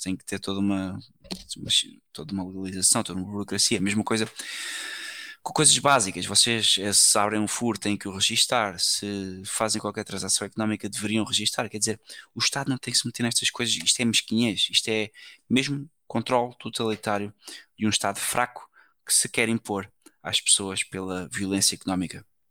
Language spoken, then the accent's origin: Portuguese; Portugal; eu sou português